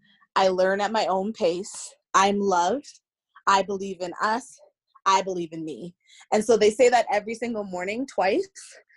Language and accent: English; Colorado, United States; born there; I was born in Colorado, but okay. I've kind of lived all over.